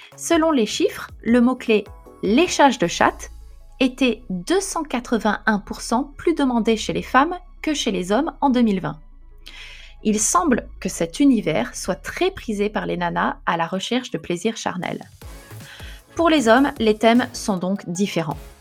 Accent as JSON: {"language": "French", "country": "France", "also_born_or_lived": "Paris", "moved": "as an adult", "lives_now": "Japan", "said": "Je suis française, mais je vis au Japon"}